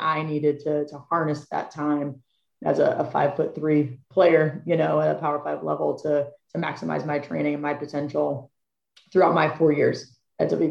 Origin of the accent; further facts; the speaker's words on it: Butler, Pennsylvania, United States; I grew up in Butler, Pennsylvania